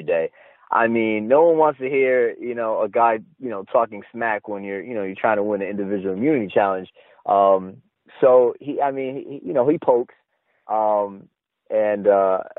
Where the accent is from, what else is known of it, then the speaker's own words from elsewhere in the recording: East Coast, United States; also born or lived in Connecticut; I'm from the East Coast